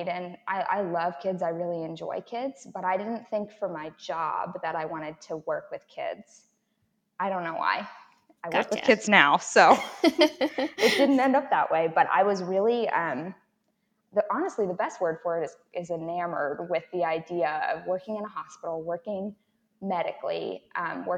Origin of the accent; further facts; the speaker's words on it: Baltimore, Maryland, United States; I grew up in Baltimore, in the county